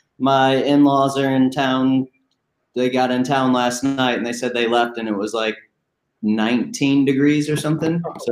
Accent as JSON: {"language": "English", "area": "just outside St. Louis, Missouri", "region": "on the Illinois side", "country": "United States", "tie": "born or raised there", "moved": "as an adult", "lives_now": "Tampa, United States", "said": "But originally, my first 37 years or so, I lived in St. Louis, just outside of St. Louis, Missouri, on the Illinois side."}